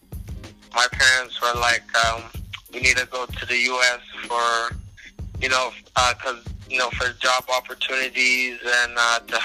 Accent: Nairobi, Kenya; moved away as an adult; also born or lived in South Africa; now in United States; I was born in South Africa, but it was during a war or something, from what I heard. And then we went to Kenya like as soon as I was born.

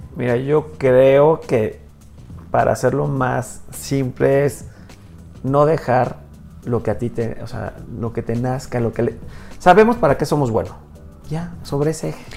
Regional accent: Hidalgo, Mexico; soy mexicano, soy hidalguense

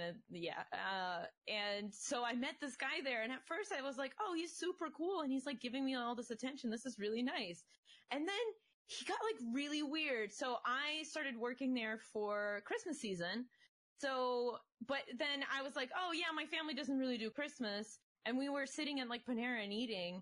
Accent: Russia; moved away; I come from Soviet Russia

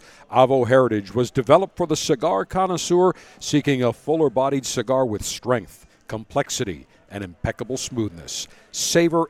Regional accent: Buffalo, New York, United States; growing up in Buffalo

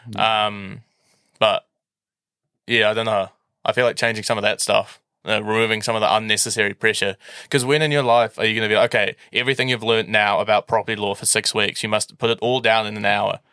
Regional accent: Auckland, New Zealand; I moved schools from McLean's and I got scholarship to Saint Kitts to do it with the aim of winning the Māori Cup.

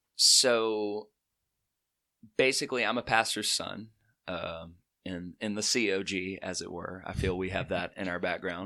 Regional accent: Chelsea, Alabama, United States; also born or lived in Birmingham, Alabama; I am from Birmingham, uh, originally from Chelsea in Shelby County

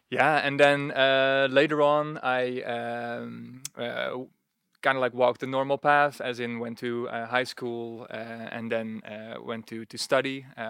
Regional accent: Netherlands; Yes, born and raised in the Netherlands. And I remember that as a kid.

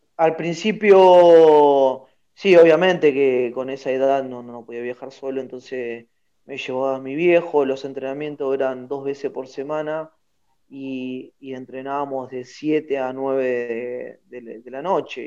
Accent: Lomas de Zamora, Buenos Aires Province, Argentina; en el barrio de Villa Albertina tengo la casa de mis viejos donde yo me, donde me crié

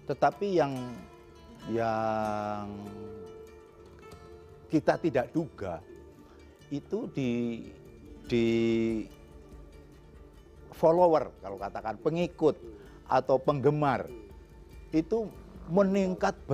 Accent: Purbalingga, Central Java, Indonesia; Saya asli Purbalingga malah.

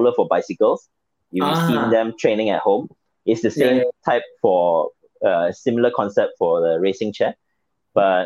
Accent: Malaysia; I'm from Malaysia.

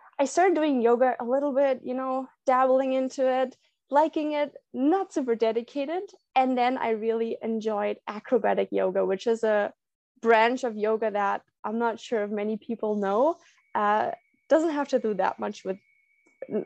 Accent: Berlin, Germany; now in Puerto Vallarta, Mexico; I'm on vacation in my hometown, Berlin, in Germany.

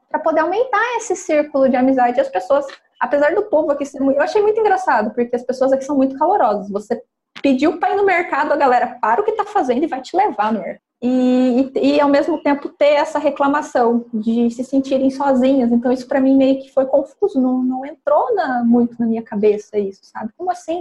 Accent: Carlópolis, Paraná, Brazil; moved away; Ali na onde eu nasci, né, que é norte pioneiro do, do Paraná, divisa do estado de São Paulo

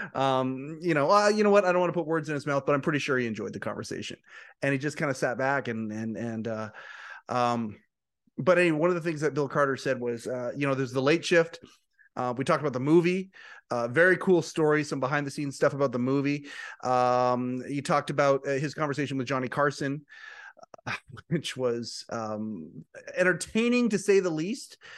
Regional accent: Western Canada, Canada; I'm from Western Canada

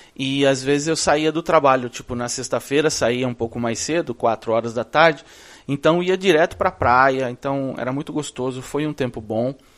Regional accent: Brazil; moved away as an adult; also born or lived in Orlando, United States; now in Orlando area, United States; Eu vim de lá do Brasil em 2005.

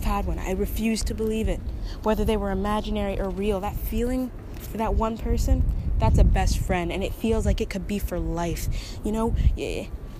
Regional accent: Texas, United States; I'm from Texas

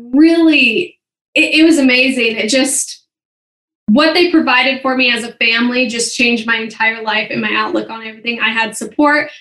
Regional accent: St. Helens, Oregon, United States; moved away as an adult; also born or lived in Memphis, Tennessee / Portland, Oregon; now in Utah, United States; I grew up in, I say Portland, Oregon, but it's called St. Helens

